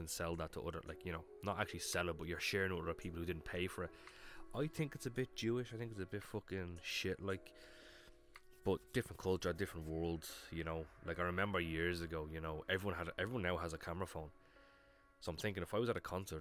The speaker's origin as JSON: {"language": "English", "country": "Ireland", "said": "I'm from Ireland"}